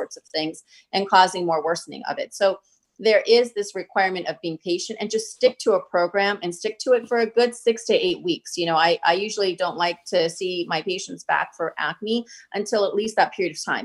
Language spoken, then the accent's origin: English; India; I come from India